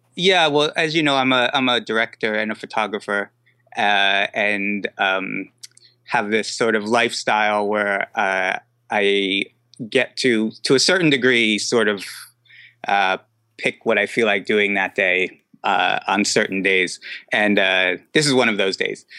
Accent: New Jersey, United States; moved away as an adult; also born or lived in New York; now in Brooklyn, New York, United States; I'm from New Jersey.

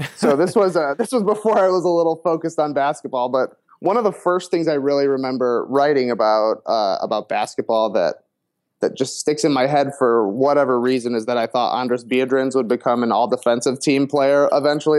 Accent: Plano, Illinois, United States; I grew up, um, like I said, Plano. You know, a tiny, tiny town

